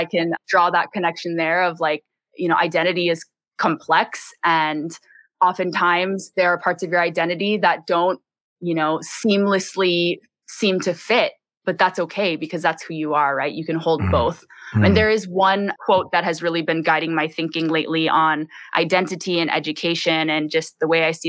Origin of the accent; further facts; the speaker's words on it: Bay Area, California, United States; now in Hawaii, United States; I grew up in the Bay Area, low income